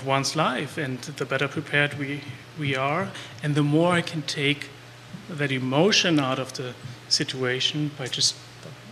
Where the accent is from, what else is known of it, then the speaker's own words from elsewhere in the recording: Germany; moved away as an adult; now in Charlottesville, United States; I'm from Germany